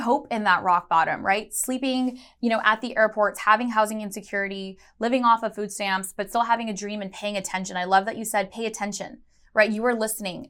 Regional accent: Chicago, Illinois, United States; I was born in Chicago, Illinois

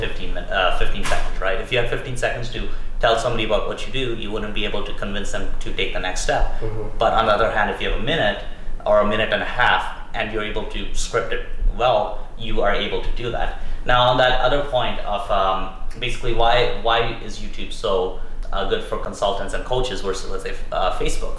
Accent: Toronto, Ontario, Canada; I grew up in Toronto, Canada

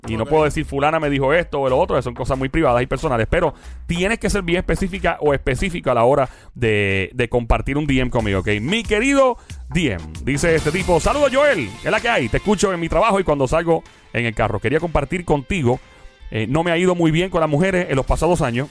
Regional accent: Puerto Rico; cómo somos los boricuas, los latinos en general

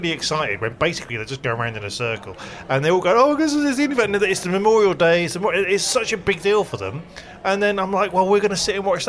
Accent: Berkeley, South West England, United Kingdom; Edward Jenner's from my hometown, so we learned a lot about him

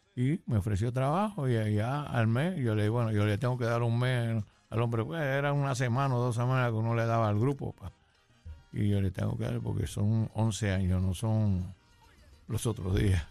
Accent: San Juan, Puerto Rico; also born or lived in Ciales, Puerto Rico; nací en Ciales, pero vine pequeño para acá, para, para San Juan, Las Monjas.

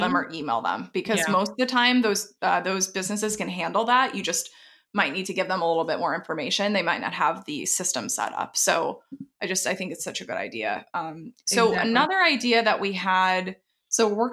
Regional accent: Texas, United States; moved away; I'm from Texas originally.

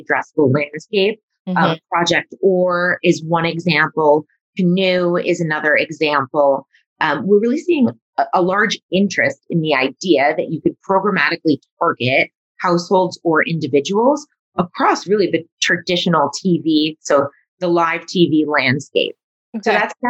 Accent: New York suburbs, United States; me growing up in the New York suburbs

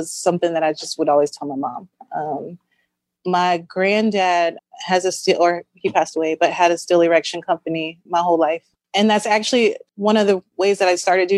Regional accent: Tallahassee, Florida, United States; growing up in Tallahassee

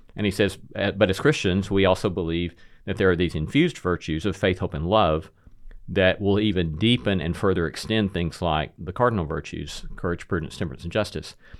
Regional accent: Alabama, United States; moved away as an adult; also born or lived in Notre Dame, Indiana; now in Nashville, United States; I was raised in Alabama

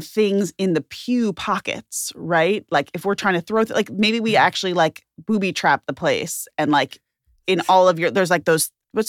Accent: Memphis, Tennessee, United States; I know, a lot of Bergs. I'm from Memphis, Tennessee, and I'm a Southern religious observant Reformed Jew.

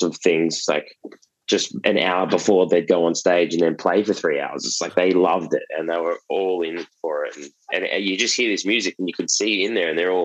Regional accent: Gold Coast, Queensland, Australia; now in Melbourne, Australia; we're from the Gold Coast originally, so it's a similar vibe.

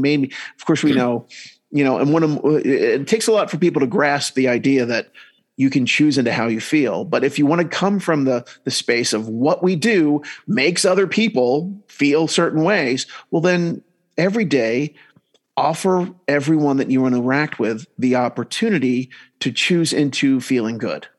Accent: New Jersey, United States; now in Salt Lake City, United States; I grew up in New Jersey, then I went up moving um, to Utah

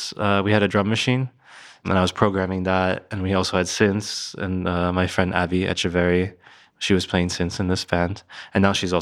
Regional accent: Philadelphia, Pennsylvania, United States; born there; also born or lived in New Jersey / New York; I was born in Philadelphia and I moved around a lot as a kid. And then I was living like in New Jersey, just outside of Philadelphia.

